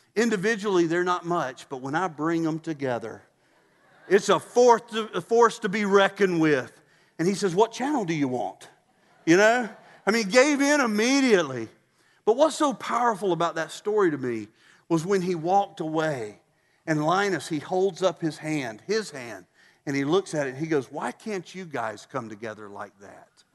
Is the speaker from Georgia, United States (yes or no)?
yes; Statesboro, Georgia, United States; moved away; Statesboro, my hometown